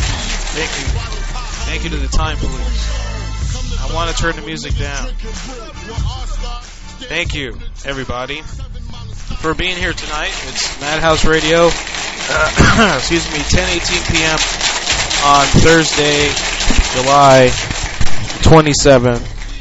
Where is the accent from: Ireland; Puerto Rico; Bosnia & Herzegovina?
Puerto Rico; That was me growing up in Puerto Rico.